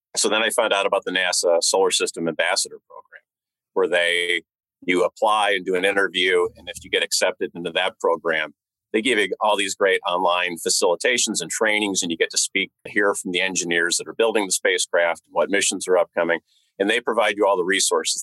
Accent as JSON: {"language": "English", "region": "Northern California", "country": "United States", "tie": "born or raised there", "said": "I grew up in Northern California"}